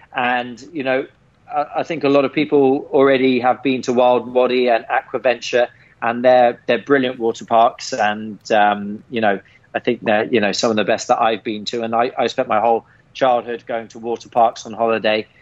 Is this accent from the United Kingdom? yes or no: yes; England, United Kingdom; growing up in England